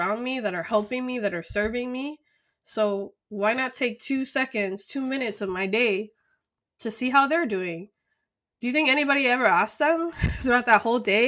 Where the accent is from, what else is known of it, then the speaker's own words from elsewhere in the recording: Miami, Florida, United States; also born or lived in Colombia; I'm from Miami. I'm from the USA.